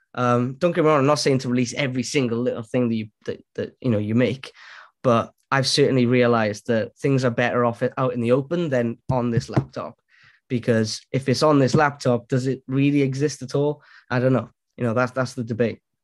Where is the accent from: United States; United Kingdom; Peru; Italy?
United Kingdom; Wales; now in Cardiff, United Kingdom; I'm Welsh born and bred, man. Wales.